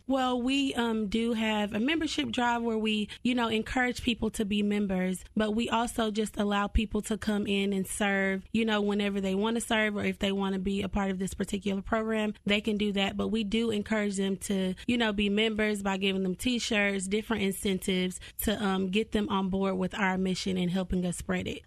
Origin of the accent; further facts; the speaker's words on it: Cartersville, Georgia, United States; I'm originally from Cartersville, Georgia, so small town type of thing.